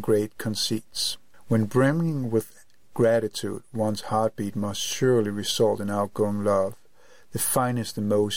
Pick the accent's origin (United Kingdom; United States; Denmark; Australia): Denmark; Copenhagen, Capital Region of Denmark; I am from Copenhagen, Denmark.